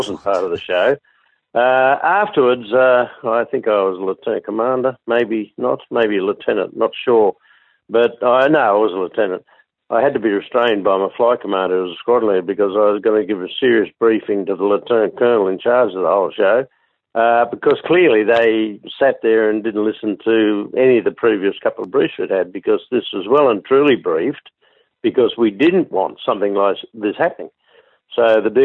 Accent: Sydney, New South Wales, Australia; I was born and bred in Sydney.

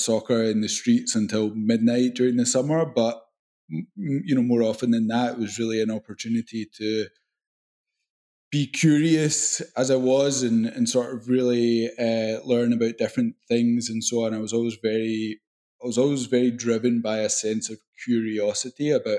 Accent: Glasgow, Scotland, United Kingdom; accent: Scottish; I loved growing up in Scotland

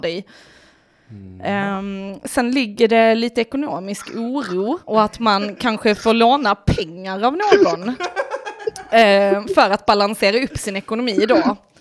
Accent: Lund, Skåne, Sweden; accent: Lund dialect; also born or lived in Malmö; Jag är ju från Malmö ursprungligen men sen flyttade vi till Lund och då kom ju du... Lundadialekten in direkt

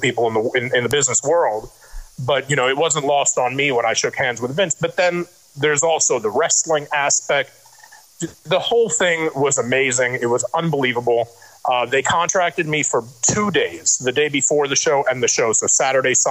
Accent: New York City, New York, United States; growing up in Brooklyn

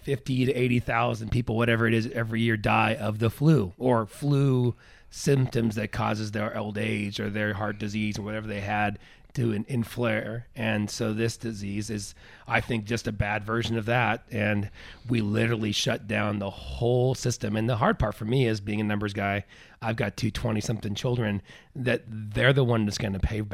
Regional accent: Grants Pass, Oregon, United States; We're rednecks from Grants Pass. The population 80,000.

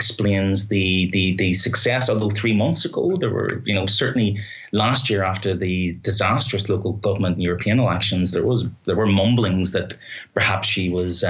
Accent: Belfast, Northern Ireland, United Kingdom; now in Ireland; speaking as a Northern Irish person, as a Belfast person

